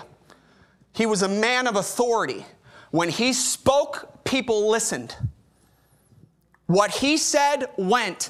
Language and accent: English; Chicago, Illinois, United States; moved away as an adult; now in Corpus Christi, United States; I'm from Chicago